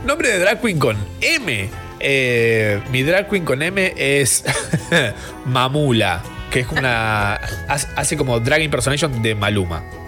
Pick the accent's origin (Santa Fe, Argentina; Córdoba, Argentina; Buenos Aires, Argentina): Córdoba, Argentina; Capilla del Monte; Capilla del Monte, de donde soy yo, de Córdoba